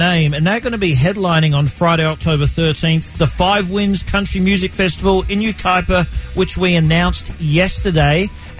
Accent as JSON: {"language": "English", "country": "Australia", "tie": "born or raised there", "moved": "yes", "said": "when I was 7 years old growing up in Australia."}